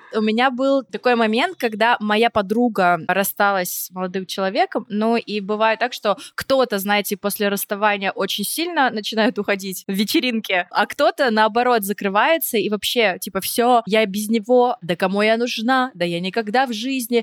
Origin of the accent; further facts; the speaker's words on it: Vorkuta, Komi Republic, Russia; я из Воркуты